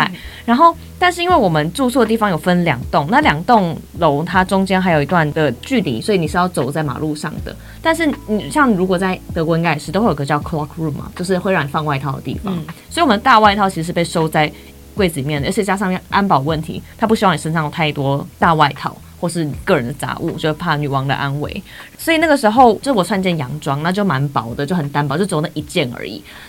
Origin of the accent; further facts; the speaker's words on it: Taipei, Taiwan; 因为就像是我台北人会住在自己的家里，可是外县市人会住在宿舍